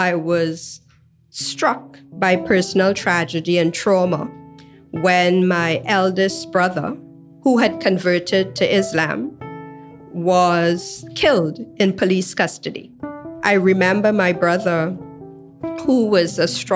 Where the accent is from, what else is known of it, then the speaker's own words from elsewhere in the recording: Trinidad & Tobago; Growing up in Trinidad and Tobago